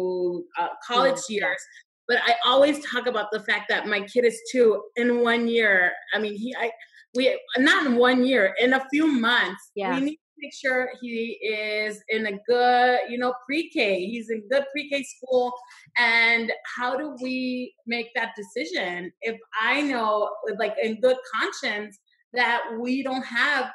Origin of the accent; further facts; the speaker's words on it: Douglas, Arizona, United States; moved away; also born or lived in Agua Prieta, Mexico; I am originally from Southern Arizona, from Douglas and Agua Prieta. That's the border. And immigration was very normal in my hometown